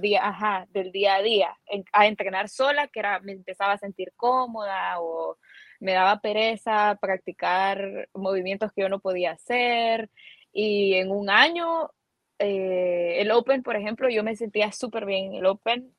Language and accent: Spanish; San Salvador, El Salvador; salvadoreña, aquí he vivido siempre